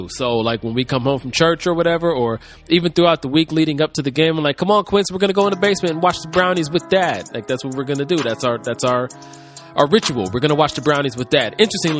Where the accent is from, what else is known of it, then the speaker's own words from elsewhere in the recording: Cleveland, Ohio, United States; I'm from Cleveland